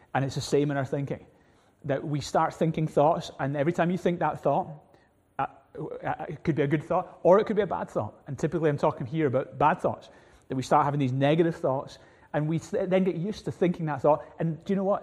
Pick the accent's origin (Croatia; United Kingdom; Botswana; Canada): United Kingdom; Glasgow, Scotland; growing up in Glasgow, we had little, two little cats